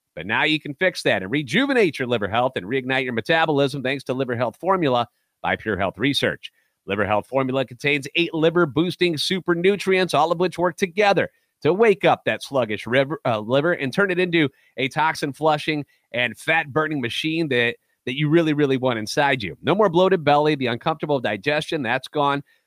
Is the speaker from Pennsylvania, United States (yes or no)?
no; St. Louis, Missouri, United States; Born and raised in the Lou and Lifetime Cardinals fan.